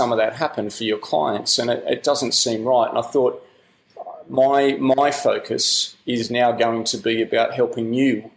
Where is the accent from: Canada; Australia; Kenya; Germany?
Australia; accent: Australian; moved away as an adult; now in United Kingdom; I'm an Australian, you might hear that in the accent, but I moved to the UK about 12 years ago